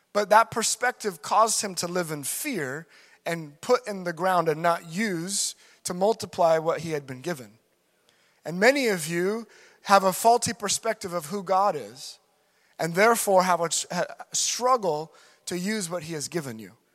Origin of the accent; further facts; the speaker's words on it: United States; being an American.